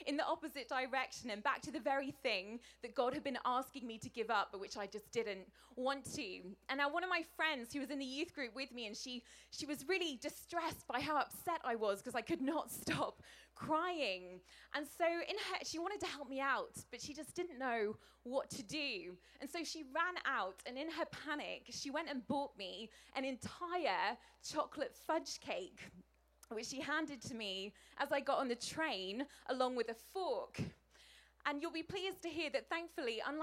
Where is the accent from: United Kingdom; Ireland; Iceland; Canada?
United Kingdom; England; as an English person. We don't get a lot of sunshine where I come from